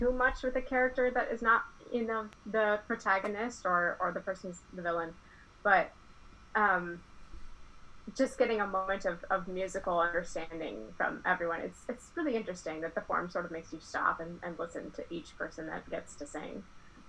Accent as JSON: {"language": "English", "region": "Iowa", "country": "United States", "said": "I'm from Iowa"}